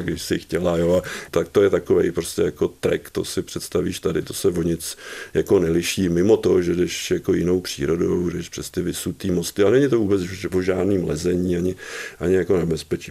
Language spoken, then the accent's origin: Czech; České Budějovice, South Bohemian Region, Czechia; jsem se narodil tady v Českých Budějovicích